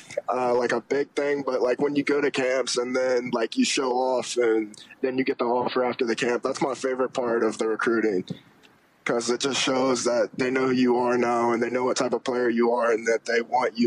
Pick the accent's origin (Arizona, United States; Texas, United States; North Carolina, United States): North Carolina, United States; Well, growing up, I was born in North Carolina. I liked North Carolina for a while I lived there. And then we came here and I started to like Ohio State.